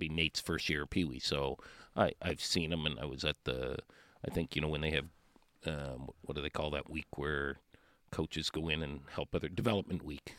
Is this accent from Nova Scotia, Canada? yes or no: yes; Cole Harbour, Nova Scotia, Canada; Cole Harbour, Nova Scotia.